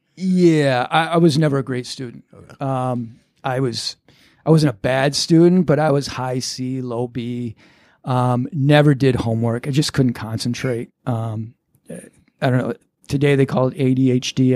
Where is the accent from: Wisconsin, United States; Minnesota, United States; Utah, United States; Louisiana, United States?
Minnesota, United States; Lakeville; moved away as an adult; now in New York, United States; Born and raised, grew up in Lakeville, Minnesota